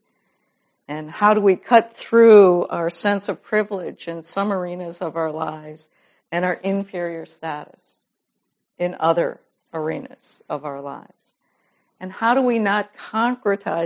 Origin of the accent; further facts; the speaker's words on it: Madison, Wisconsin, United States; I'm from Madison, Wisconsin